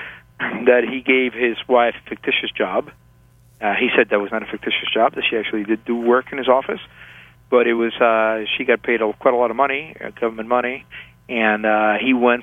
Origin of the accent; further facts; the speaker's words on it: Havana, Cuba; moved away; also born or lived in Paris / Hong Kong; I was born in Havana, Cuba